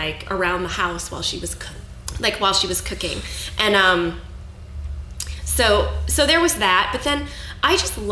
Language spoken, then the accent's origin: English; St. Louis, Missouri, United States; also born or lived in Fort Wayne, Indiana; I grew up in St. Louis, Missouri. I was born in Fort Wayne, Indiana, but we moved away when I was about two. And I grew up, was raised in St. Louis, Missouri.